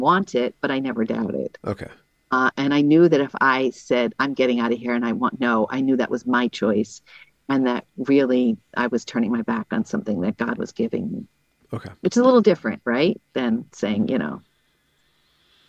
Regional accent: Massachusetts, United States; moved away as an adult; also born or lived in Summit, New Jersey; now in Bronx, New York, United States; I'm from Massachusetts. Not that Massachusetts is a great place, but I'm from Massachusetts

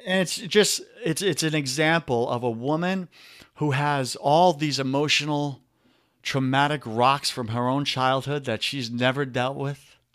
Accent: New York, United States; accent: New York; my New York accent is coming out.

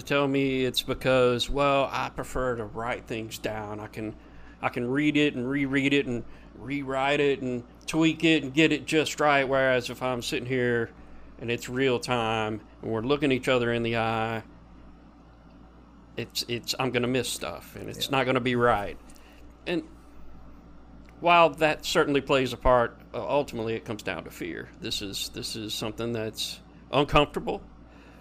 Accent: Little Rock, Arkansas, United States; I was born in Little Rock, Arkansas

